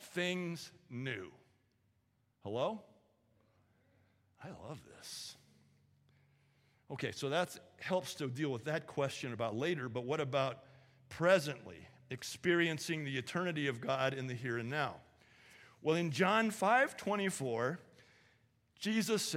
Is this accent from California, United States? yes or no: yes; California, United States; moved away; I grew up in California